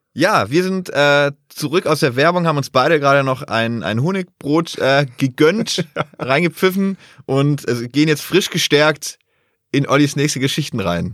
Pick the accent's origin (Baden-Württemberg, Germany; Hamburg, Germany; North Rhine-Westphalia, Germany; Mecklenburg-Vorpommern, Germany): Baden-Württemberg, Germany; Bad Waldsee; meiner Heimatstadt Bad Waldsee